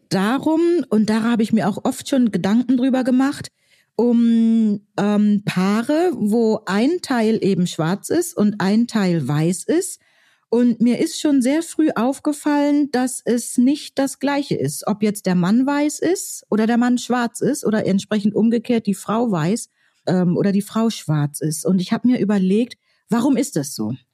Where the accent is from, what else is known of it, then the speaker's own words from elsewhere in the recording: Northern Germany, Germany; Ja, also ich komme ja aus Norddeutschland und da ähm, habe ich also in meiner Jugend oft erlebt